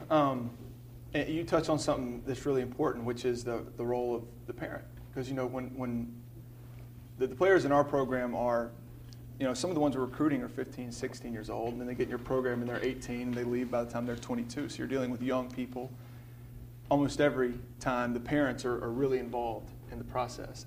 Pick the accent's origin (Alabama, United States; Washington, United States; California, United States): Alabama, United States; Birmingham; I'm from Birmingham